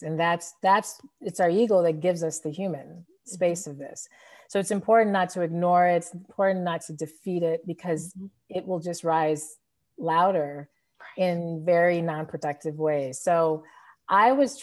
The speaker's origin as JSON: {"language": "English", "town": "Denver", "region": "Colorado", "country": "United States", "tie": "born or raised there", "moved": "yes", "lives_now": "Chicago, United States", "said": "I was born and raised in Denver, Colorado, but I do not live there now. I'm actually based in the Chicago area"}